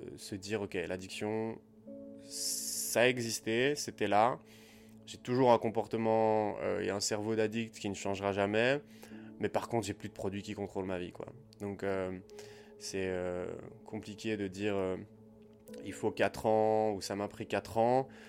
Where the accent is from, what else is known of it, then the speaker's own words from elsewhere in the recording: Liège, Wallonia, Belgium; moved away as an adult; also born or lived in Southeast Asia; je suis resté quand même 8 mois à Liège, euh, dans ma ville en, Belgique